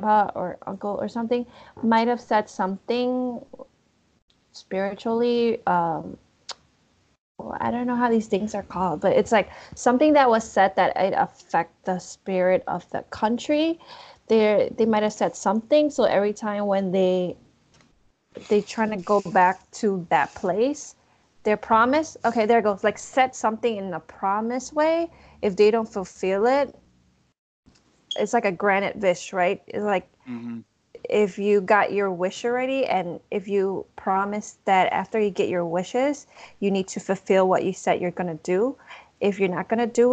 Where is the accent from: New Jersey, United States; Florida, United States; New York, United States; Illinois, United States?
Illinois, United States; Chicago; I was born in Chicago.